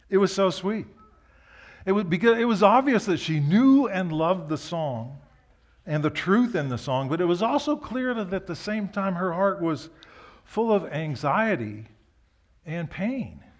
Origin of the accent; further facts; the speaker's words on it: Osaka, Japan; So I grew up in Japan. My parents were missionaries. We'd go on vacation in the early years from where we lived in Osaka to the mountains of Karuizawa by train.